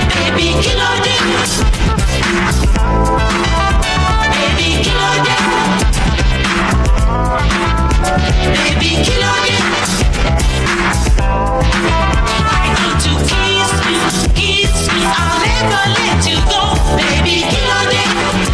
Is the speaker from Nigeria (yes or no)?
yes; Nigeria; moved away; growing up in Nigeria